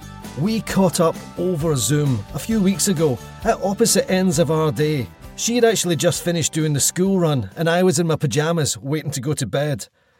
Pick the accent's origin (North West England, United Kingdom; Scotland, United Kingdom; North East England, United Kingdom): Scotland, United Kingdom; Glasgow; moved away as an adult; now in London, United Kingdom; I moved down to London I'm Glaswegian, moved down to London in 98.